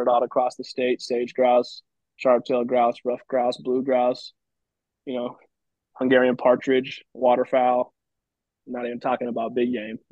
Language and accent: English; Oakland, California, United States; also born or lived in Fort Peck, Montana; I grew up in the Bay Area, California, born and raised in Oakland